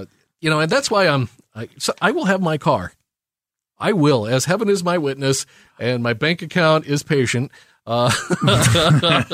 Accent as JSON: {"language": "English", "region": "Southern Missouri", "country": "United States", "tie": "born or raised there", "said": "I grew up in Southern Missouri"}